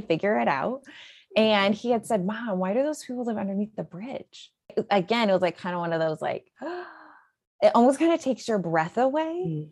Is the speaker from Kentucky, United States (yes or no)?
no; Illinois, United States; moved away as an adult; now in Houston, United States; I'm originally from Illinois.